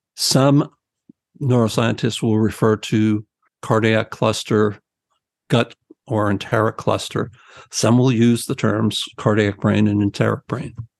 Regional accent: New Jersey, United States; I'm from New Jersey.

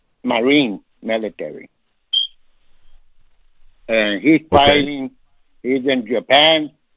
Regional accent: Sinaloa, Mexico; now in United States; I'm from Sinaloa. My kids are from Sinaloa.

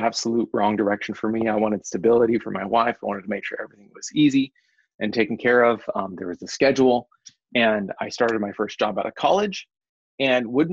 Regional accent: Nampa, Idaho, United States; I grew up in Nampa. My family's still there

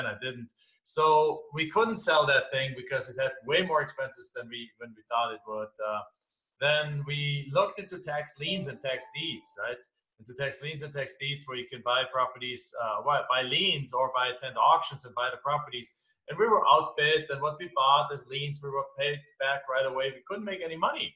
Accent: Germany; English is a second language; moved away as an adult; now in United States; as you can tell from my accent, I'm not from here. I'm from Germany originally. I came over to this country back in 1997.

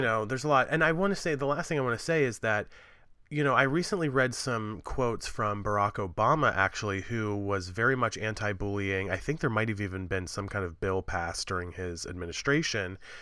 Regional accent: Appalachia, United States; I'm from Appalachia

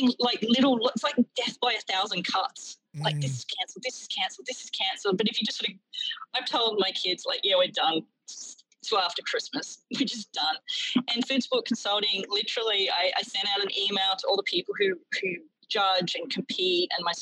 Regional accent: Australia; now in United States; as an Australian watcher

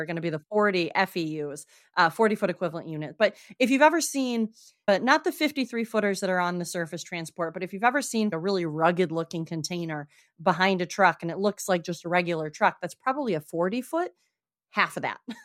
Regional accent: Traverse City, Michigan, United States; now in South Coast, Massachusetts, United States; I am from Northern Michigan originally

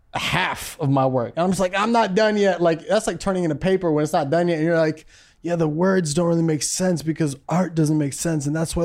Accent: Naperville, Illinois, United States; I'm from Naperville, Illinois, represent

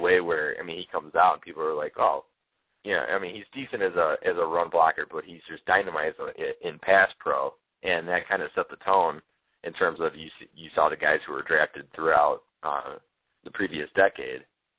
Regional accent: Midwest, United States; I constantly talk how I'm from the Midwest.

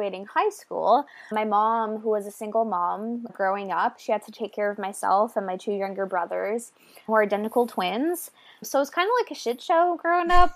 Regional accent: small French Acadian town in Nova Scotia, Canada; moved away as an adult; now in New Brunswick, Canada; I'm from a small French Acadian town in small Nova Scotia

